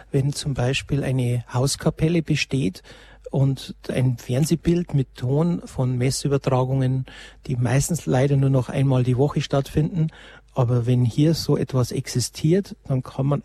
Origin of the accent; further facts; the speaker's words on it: Lenggries, Bavaria, Germany; Ich habe gerade jetzt meinem Heimatort auch nochmal geprüft mit der Postleitzahl, wo ich herkomme aus Lengries.